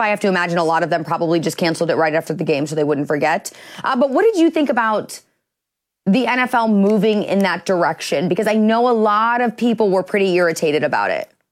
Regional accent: Midwest, United States; I'm from the Midwest.

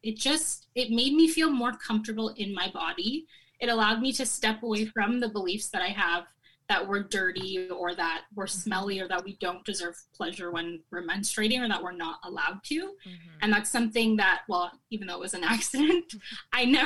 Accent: Canada; I'm Caribbean Canadian. Like, my mom's from Jamaica and my dad's from Barbados

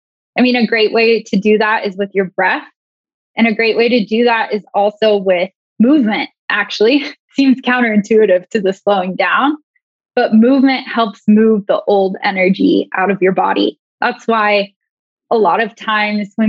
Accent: Banks, Oregon, United States; I grew up in Oregon in, like, a teeny tiny town called Banks

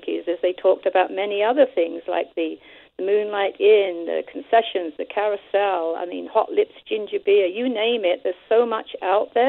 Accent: England, United Kingdom; now in Canada; when I was growing up in England as a little girl

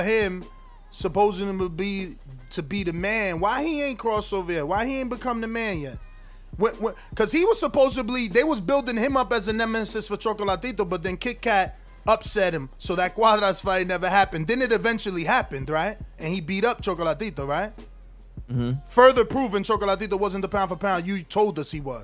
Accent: United States; I'm American

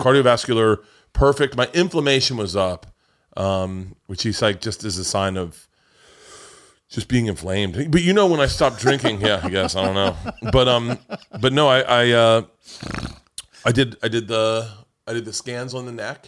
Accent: Florida, United States; growing up in Florida

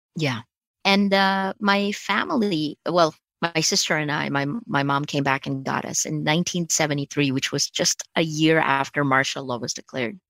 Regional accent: Toms River, New Jersey, United States; born or raised there; first language Tagalog; English is a second language; moved away as an adult; now in Philippines

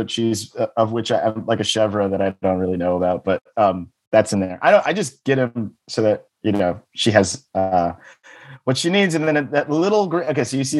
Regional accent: Dallas, Texas, United States; It's made in my hometown in Dallas, Texas.

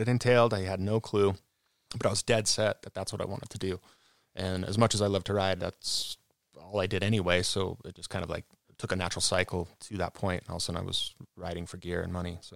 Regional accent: Cottonwood Heights, Utah, United States; I was born in Cottonwood Heights.

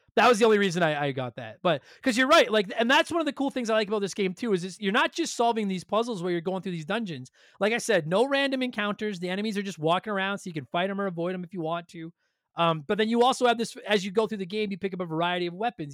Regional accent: Canada; we're Canadian

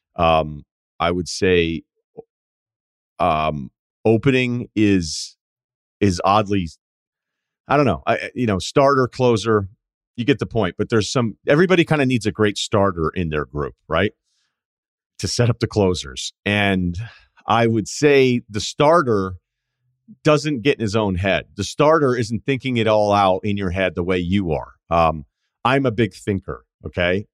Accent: New England, United States; I'm not gonna use y'all, uh, because I'm from New England

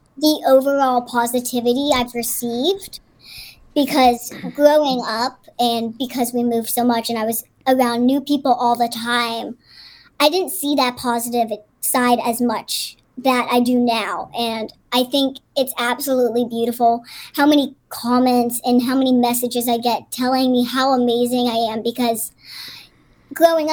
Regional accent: Pittsburgh, Pennsylvania, United States; Where I grew up in Pittsburgh

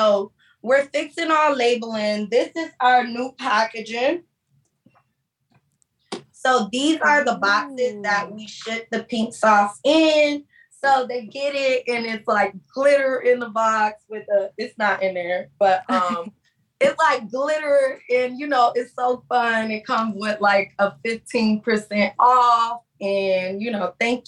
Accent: Miami, Florida, United States; I'm from Miami.

